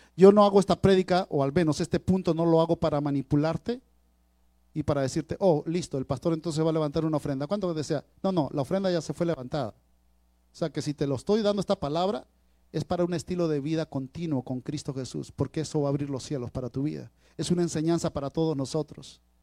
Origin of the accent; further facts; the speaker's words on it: Peru; ustedes saben que soy peruano